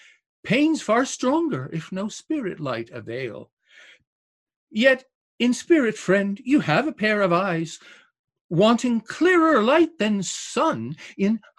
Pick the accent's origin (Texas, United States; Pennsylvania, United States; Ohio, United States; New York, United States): New York, United States; Binghamton; right here in my hometown